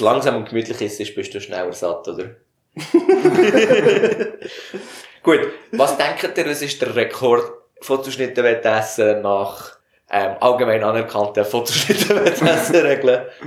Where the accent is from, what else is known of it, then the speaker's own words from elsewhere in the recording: Bern, Switzerland; wir kommen aus dem Kanton Bern